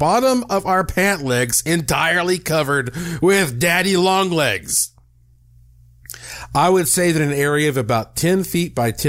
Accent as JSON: {"language": "English", "region": "Western North Carolina", "country": "United States", "tie": "born or raised there", "said": "growing up in Western North Carolina"}